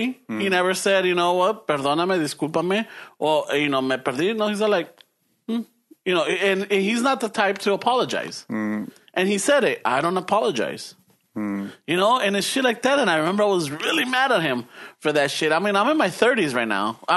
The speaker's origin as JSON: {"language": "English", "town": "Los Angeles", "region": "California", "country": "United States", "tie": "born or raised there", "said": "when we moved from Boyle Heights to South Central"}